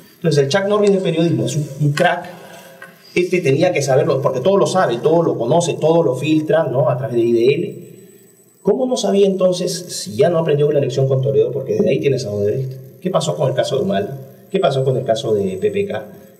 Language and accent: Spanish; Peru; soy un peruano que ama a su país